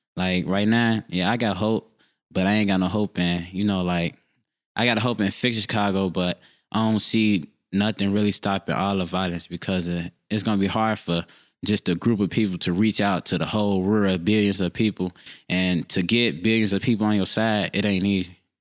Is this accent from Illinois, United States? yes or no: yes; Chicago, Illinois, United States; I grew up on Fifty Third and Aberdeen. I still live there to this day.